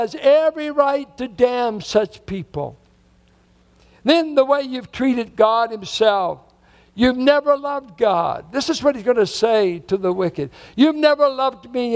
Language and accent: English; Richmond, United States; born or raised there